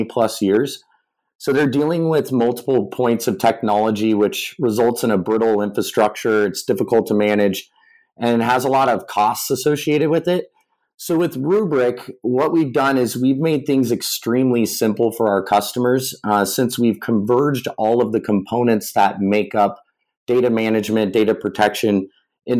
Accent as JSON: {"language": "English", "town": "Lakewood", "region": "Colorado", "country": "United States", "tie": "born or raised there", "said": "my parents own and operate a family-owned jewelry store back where I grew up in Lakewood, Colorado"}